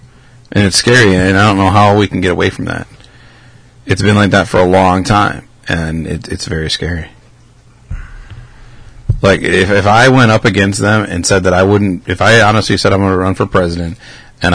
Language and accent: English; United States; we're born American.